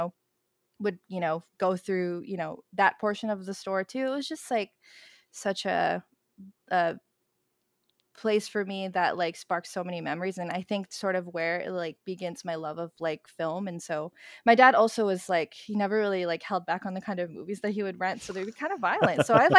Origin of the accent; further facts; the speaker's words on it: Queens, New York, United States; so I grew up in Queens, in Elmhurst, Queens, and there was a video rental store that was not Blockbuster. It was actually Filipino owned.